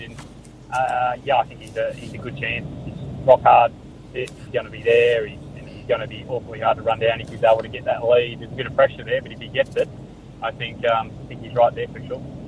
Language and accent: English; Western Australia, Australia; I'm from Western Australia